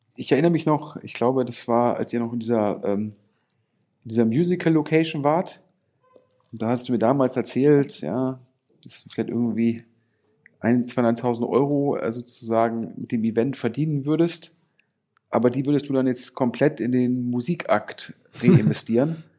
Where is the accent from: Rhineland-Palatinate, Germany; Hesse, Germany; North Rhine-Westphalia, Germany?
North Rhine-Westphalia, Germany; Düsseldorf; ich bin ja Düsseldorfer